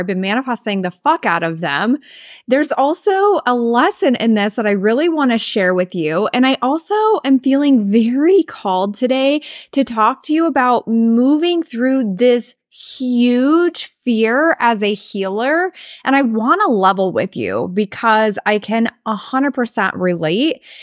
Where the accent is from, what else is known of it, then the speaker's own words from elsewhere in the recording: Southwest Iowa, United States; moved away as an adult; also born or lived in Florida / Idaho / Arizona / Missouri; now in South Dakota, United States; we grew up in Southwest Iowa